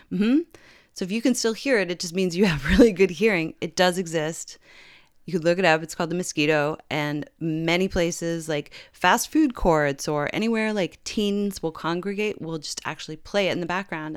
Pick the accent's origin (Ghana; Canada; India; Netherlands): Canada; I'm Canadian